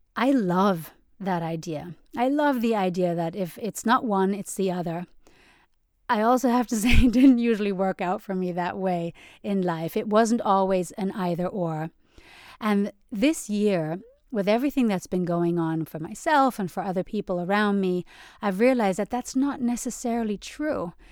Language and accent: English; Germany; moved away; I grew up in Germany where they put a lot of emphasis on cognitive abilities and intelligence